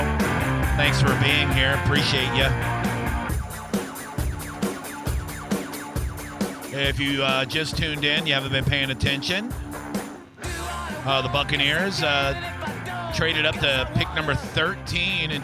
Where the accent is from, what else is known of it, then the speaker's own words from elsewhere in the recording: Tampa, Florida, United States; moved away as an adult; also born or lived in Las Vegas; I'm from Tampa.